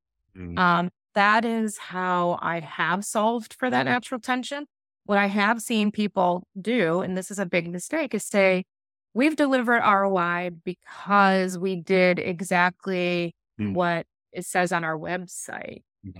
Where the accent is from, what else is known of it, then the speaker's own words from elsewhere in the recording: Midwest, United States; growing up in the Midwest in poverty on a farm, with everybody I knew, it's still to this day, working in factories.